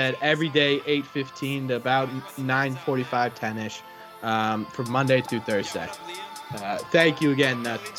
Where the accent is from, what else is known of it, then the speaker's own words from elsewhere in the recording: New Hampshire, United States; I'm from New Hampshire, so we got the Fisher Cats.